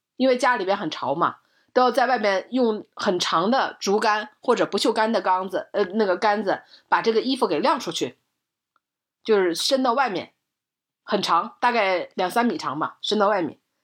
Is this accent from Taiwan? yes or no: no; Northeast China, China; moved away; 在我小的时候，在我的老家，在东北的十八，十八线的这个小城市里